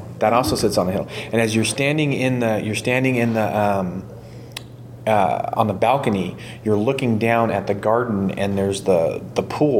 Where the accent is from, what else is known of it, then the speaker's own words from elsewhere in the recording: Fresno, California, United States; I grew up in Fresno